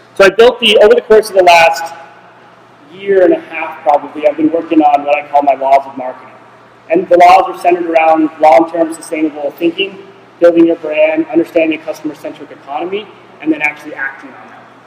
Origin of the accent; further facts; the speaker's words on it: Nevada, United States; I am from Nevada.